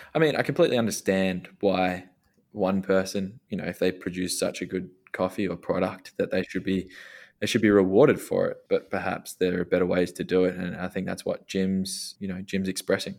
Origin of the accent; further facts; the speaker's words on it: Australia; we're both Australian. We've got our Australian roots